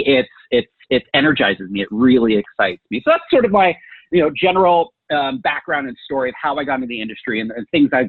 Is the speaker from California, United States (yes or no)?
yes; Bay Area, Northern California, United States; also born or lived in Silicon Valley / San Francisco; now in Arizona, United States; Growing up in the Bay Area